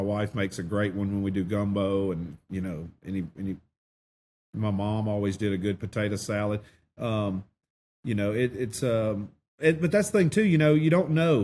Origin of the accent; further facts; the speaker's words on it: Eclectic, Alabama, United States; I did grow up in Elmore County, Alabama